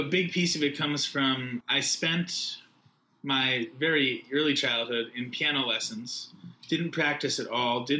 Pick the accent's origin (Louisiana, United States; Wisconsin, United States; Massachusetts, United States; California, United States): Massachusetts, United States; Newton; moved away as an adult; now in New York, United States; my roots are definitely deeply rooted in Newton, Massachusetts